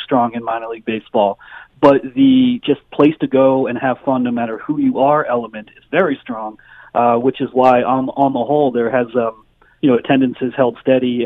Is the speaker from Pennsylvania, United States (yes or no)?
yes; Pennsylvania, United States; I grew up in Pennsylvania